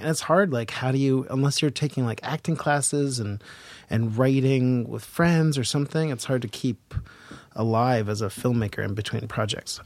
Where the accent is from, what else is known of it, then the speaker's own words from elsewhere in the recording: Boston, Massachusetts, United States; also born or lived in Seattle; now in New York, United States; I'm from Boston